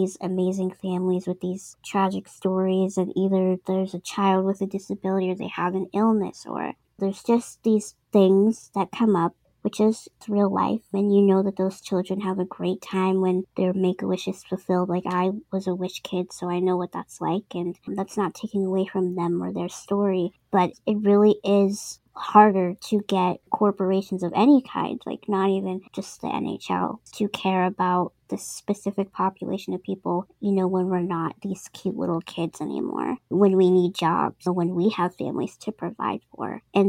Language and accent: English; East Coast, United States; I'm from the East Coast. I'm gonna tell you straight up if I'm feeling, you know, down or whatever, or if I need help.